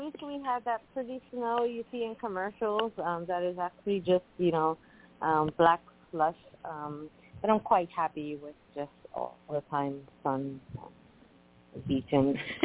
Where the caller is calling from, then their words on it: Puerto Rico; Hello there. Hi … from Puerto Rico.